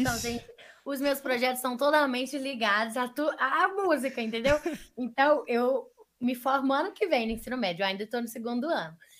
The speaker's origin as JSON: {"language": "Portuguese", "region": "Minas Gerais", "country": "Brazil", "said": "a gente é mineiro"}